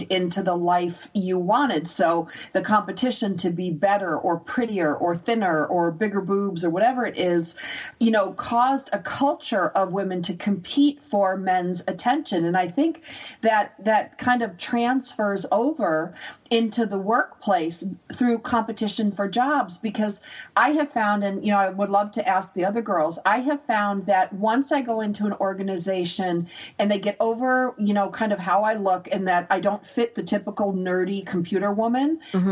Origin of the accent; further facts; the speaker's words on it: United States; I'm American